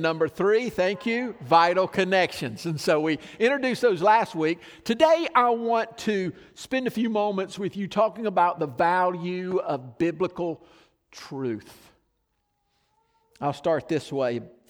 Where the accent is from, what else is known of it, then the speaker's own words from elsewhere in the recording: the South, United States; I grew up in mostly in the South where my friends either believed the Bible as the truth as I did